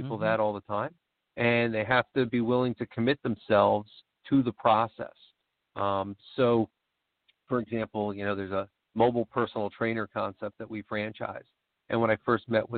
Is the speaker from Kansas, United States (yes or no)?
no; New York, United States; also born or lived in Virginia; now in Philadelphia suburbs, United States; my wife's family is from New Jersey, and I was from New York